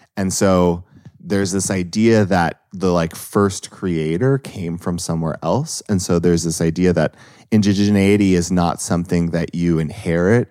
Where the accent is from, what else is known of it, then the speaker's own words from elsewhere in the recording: Los Angeles, California, United States; I grew up in Los Angeles